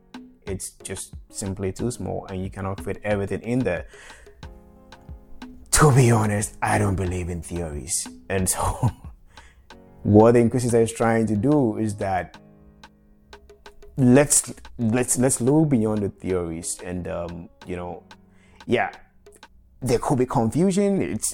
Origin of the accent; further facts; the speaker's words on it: Ghana; moved away as an adult; also born or lived in Mali; I left Africa, although I'm from Ghana originally, so I left Ghana and Africa for that matter like about 6 years ago, and I haven't been back home since.